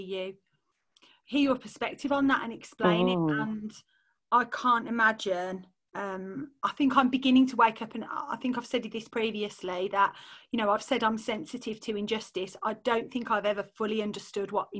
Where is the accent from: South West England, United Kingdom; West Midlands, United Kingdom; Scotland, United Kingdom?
West Midlands, United Kingdom; Solihull; accent: posh Solihull; I've obviously got my posh Solihull accent on